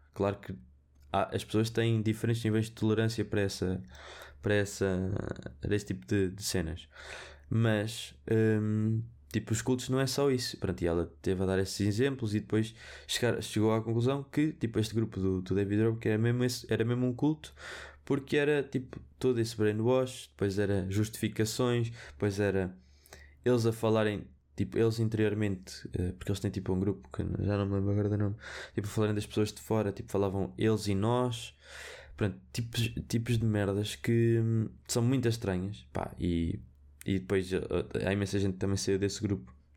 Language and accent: Portuguese; Viseu, Centro, Portugal; Porque eu sou de Viseu, eu digo vermelho, fino